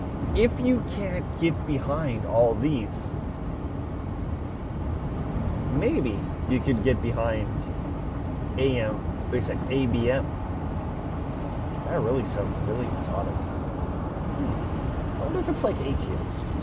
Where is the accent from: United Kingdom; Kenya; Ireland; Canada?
Canada; Saskatchewan; I'm Canadian, I'm from Saskatchewan